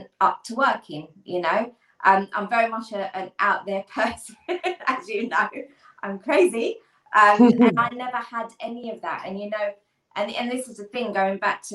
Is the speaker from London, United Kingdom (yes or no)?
yes; London, United Kingdom; I'm from Hackney, East London.